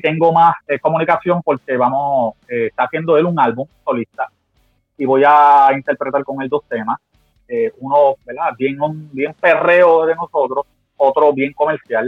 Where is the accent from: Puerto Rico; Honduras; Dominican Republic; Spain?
Puerto Rico; Guayama; moved away; mi pueblo Guayama